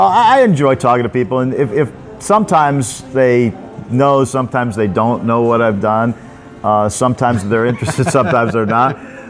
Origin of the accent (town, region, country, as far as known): United States; moved away as an adult; now in Pattaya, Thailand